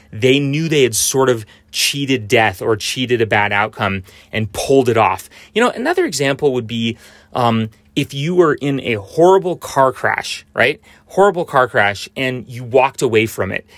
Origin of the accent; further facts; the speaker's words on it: United States; I grew up in Tahoe